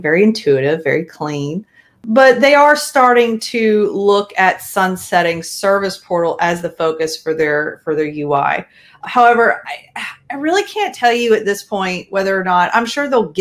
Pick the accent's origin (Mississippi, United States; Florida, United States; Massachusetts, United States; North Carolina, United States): North Carolina, United States; Raleigh; I'm originally from the Raleigh area, North Carolina